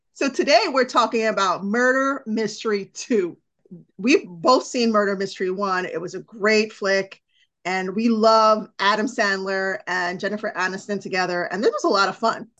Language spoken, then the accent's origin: English; India; I'm Indian